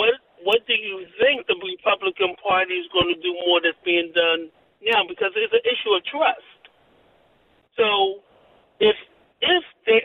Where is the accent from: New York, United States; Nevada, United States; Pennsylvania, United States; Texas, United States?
Pennsylvania, United States; Philadelphia; and I'm from Philly. I'm from North Philly